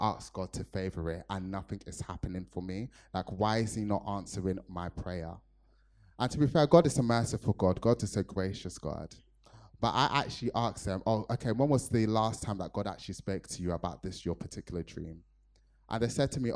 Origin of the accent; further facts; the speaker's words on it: Nigeria; me being a Nigerian